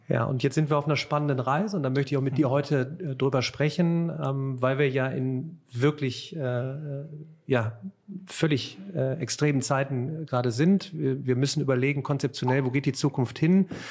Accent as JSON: {"language": "German", "town": "Remscheid", "region": "North Rhine-Westphalia", "country": "Germany", "tie": "born or raised there", "also_born_or_lived": "Cologne", "said": "in meiner Heimatstadt Remscheid"}